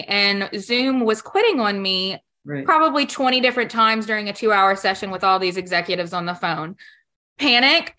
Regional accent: Baton Rouge, Louisiana, United States; I'm from Baton Rouge, Louisiana.

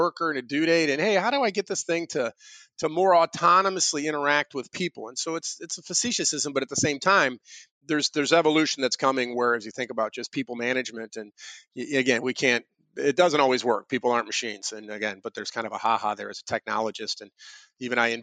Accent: St. Louis, Missouri, United States; I grew up in St. Louis and I was an Eagle Scout

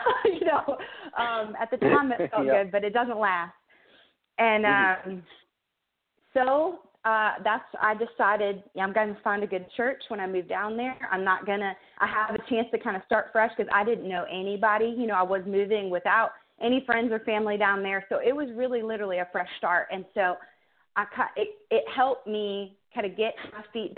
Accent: Michigan, United States; moved away; I'm from Michigan, actually, originally, and was born and raised there, went to college there

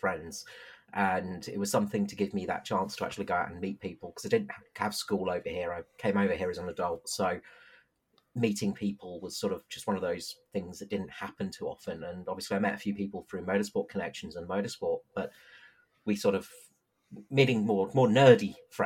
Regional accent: England, United Kingdom; moved away as an adult; now in Adelaide, Australia; I'm from England originally

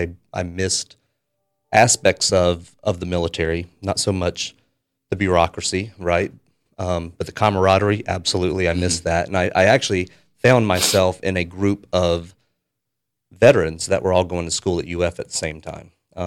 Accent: United States; And I felt that, you know, as an American, I had something that I should probably do.

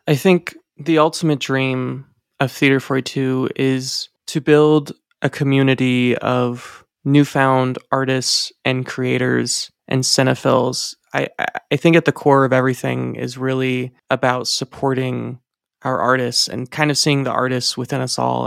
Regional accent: Indiana, United States; now in Reno, United States; Growing up in Indiana

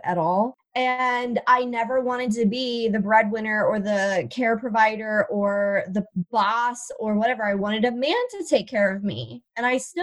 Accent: Ohio, United States; moved away as an adult; also born or lived in Jersey Shore, New Jersey; now in New Jersey, United States; I'm from Ohio, but I am stuck on the Jersey Shore for the next 18 years

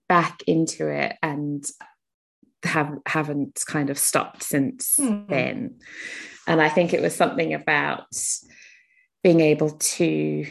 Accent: South Africa; I grew up in South Africa, so there was a lot of kind of charitable work going on in our school

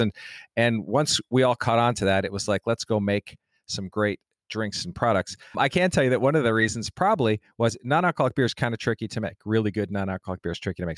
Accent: Denver, Colorado, United States; I'm from Denver, Colorado, so that's where I grew up

